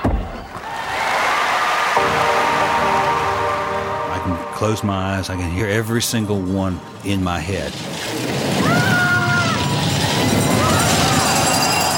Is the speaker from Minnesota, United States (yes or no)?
no; Atlanta, Georgia, United States; I was born in Atlanta, Georgia, 1954